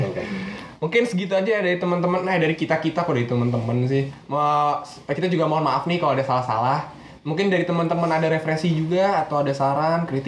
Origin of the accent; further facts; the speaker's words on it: Indonesia; iya kita sebagai orang Indo mah